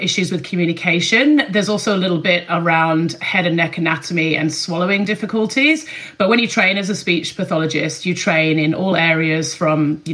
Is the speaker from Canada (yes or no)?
no; Sheffield, Yorkshire and the Humber, United Kingdom; moved away as an adult; now in Melbourne, Australia; I am from Sheffield, just the other side of the Pennines from you. And I grew up in England